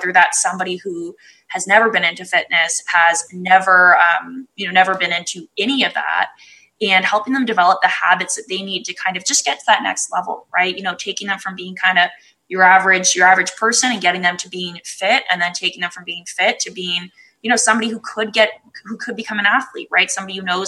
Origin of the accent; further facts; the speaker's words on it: Canada; I'm from Canada